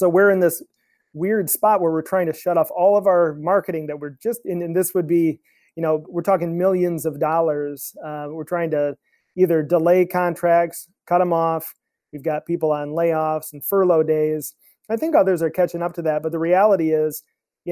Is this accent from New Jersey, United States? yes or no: no; Traverse City, Michigan, United States; I moved back to my hometown of Traverse City, Michigan